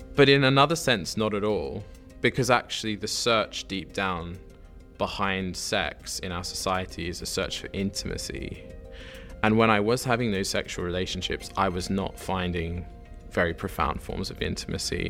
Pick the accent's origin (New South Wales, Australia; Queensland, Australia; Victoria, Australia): New South Wales, Australia; Sydney; moved away as an adult; now in Oxford, United Kingdom; I am from Sydney, Australia, originally.